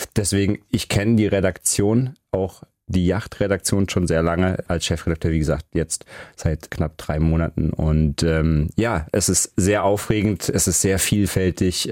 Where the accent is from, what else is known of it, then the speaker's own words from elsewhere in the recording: Heidelberg, Baden-Württemberg, Germany; moved away; also born or lived in Hamburg; Ich bin in Heidelberg geboren und auch aufgewachsen oder bei Heidelberg.